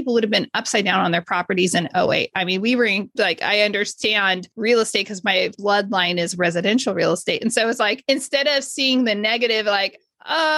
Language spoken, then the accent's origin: English; Modesto, California, United States; I grew up in Modesto